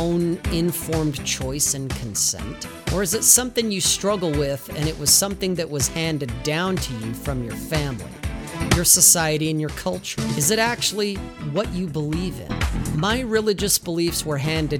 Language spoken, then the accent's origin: English; Salt Lake City, Utah, United States; I grew up in Salt Lake City, Utah